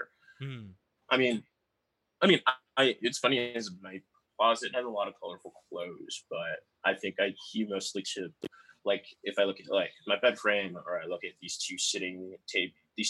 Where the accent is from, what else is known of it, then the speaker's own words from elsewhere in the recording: New York, United States; moved away; also born or lived in Detroit; I grew up in New York